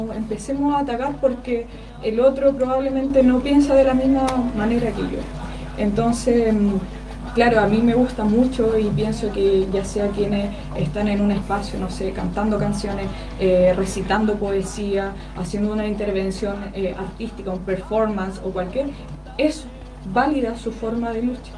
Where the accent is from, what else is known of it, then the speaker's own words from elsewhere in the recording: Curicó, Maule, Chile; yo que nací, crecí eh, en Aguas Negras